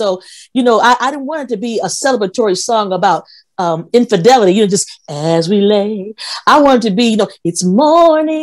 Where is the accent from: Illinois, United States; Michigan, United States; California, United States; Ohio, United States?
Ohio, United States; Toledo; I grew up in Toledo